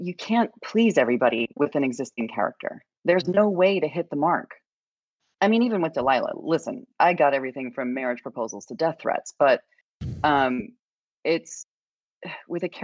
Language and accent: English; Idaho, United States; moved away; I grew up in a very red state. I grew up in Idaho.